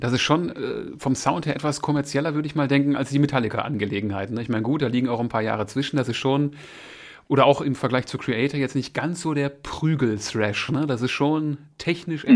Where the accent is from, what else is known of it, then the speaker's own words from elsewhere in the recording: Essen, North Rhine-Westphalia, Germany; now in Moers, Germany; ich bin oh. in Essen geboren, habe da auch jahrzehntelang gelebt. Mittlerweile residiere ich in Mörs